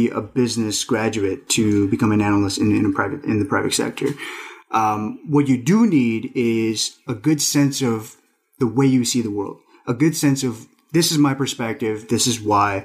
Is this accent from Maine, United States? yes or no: no; New York City, New York, United States; also born or lived in Nepal / Astoria, Queens; I'm an immigrant myself and also son of immigrants, although I was raised in New York